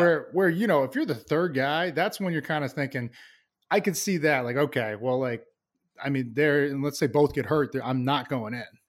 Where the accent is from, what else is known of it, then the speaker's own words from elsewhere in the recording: Plainville, Massachusetts, United States; I loved growing up there. Uh, small town, Plainville, Massachusetts.